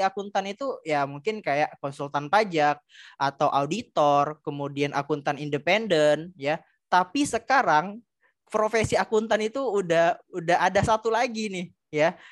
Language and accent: Indonesian; Palembang, South Sumatra, Indonesia; P L N di daerah saya, itu P L N Keramasan di Kertapati, Palembang